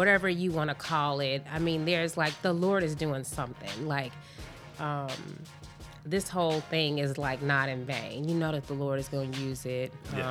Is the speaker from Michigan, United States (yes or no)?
yes; Flint, Michigan, United States; we both was born and raised in Flint.